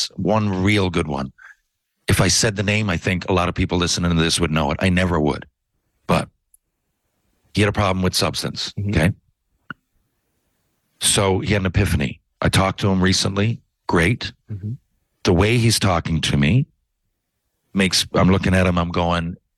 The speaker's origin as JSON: {"language": "English", "region": "Newfoundland and Labrador", "country": "Canada", "said": "I'm from Newfoundland"}